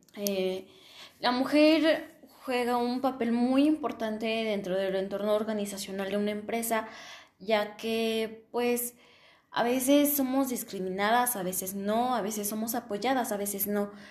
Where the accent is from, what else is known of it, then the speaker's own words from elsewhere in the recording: Mexico; en mi país, que es México